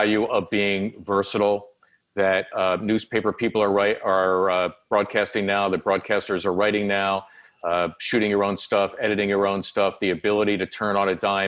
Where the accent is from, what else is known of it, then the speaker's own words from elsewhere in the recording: Philadelphia, Pennsylvania, United States; the kid growing up in Northeast Philly